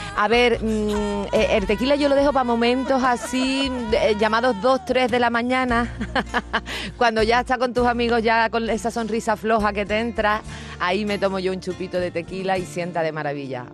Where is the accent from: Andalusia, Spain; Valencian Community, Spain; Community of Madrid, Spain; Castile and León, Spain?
Andalusia, Spain; Cádiz; moved away; volver a mi tierra, ver a mis vecinos